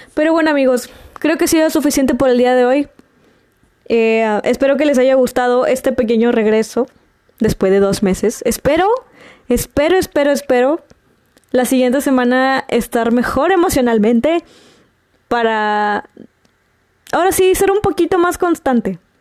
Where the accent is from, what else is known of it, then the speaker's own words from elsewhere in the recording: Monterrey, Nuevo León, Mexico; como regia